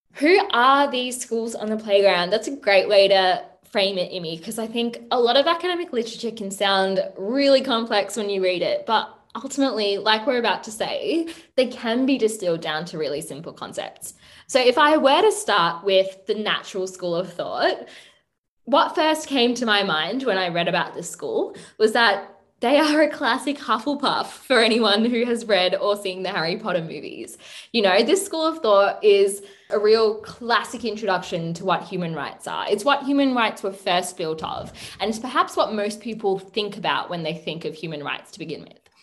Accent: Sri Lanka; my home country of Sri Lanka

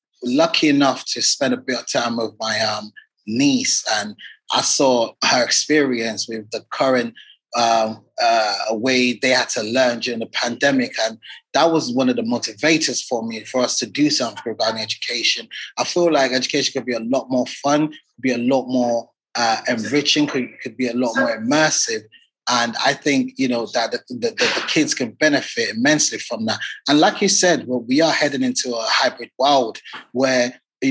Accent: Nigeria; now in United Kingdom; I'm a Nigerian. I'm a Nigerian.

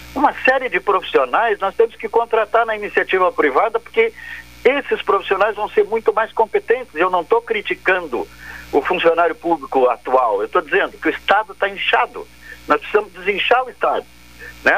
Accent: Brusque, Santa Catarina, Brazil; Eu sou de Brusque, Santa Catarina

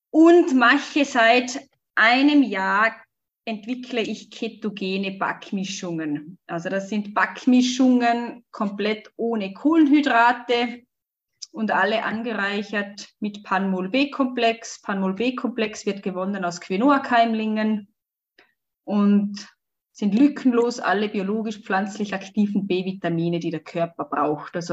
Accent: Switzerland; Wir hatten eine ich bin in der Schweiz aufgewachsen. Wir hatten eine kleine Mietwohnung.

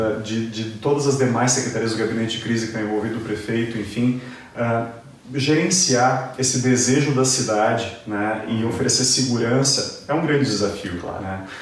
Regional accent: Gramado, Rio Grande do Sul, Brazil; enquanto gramadense, é um, um, é um imenso prazer poder colaborar com a minha cidade

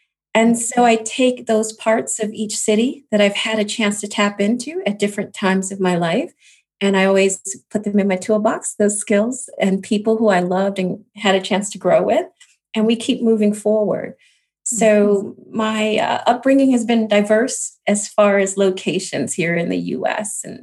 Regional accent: Chicago, Illinois, United States; moved away as an adult; also born or lived in Atlanta / New York / Nashville / Washington, D.C.; now in Los Angeles, United States; I grew up in Chicago, born and raised. It's where I spent my most time. And I left after high school

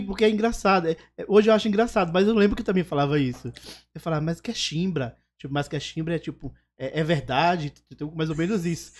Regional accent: Alagoas, Brazil; also born or lived in Paraisópolis, São Paulo; now in São Paulo, Brazil; Eu sou de Alagoas. Então eu só ia pra Alagoas, só ia pra Maceió

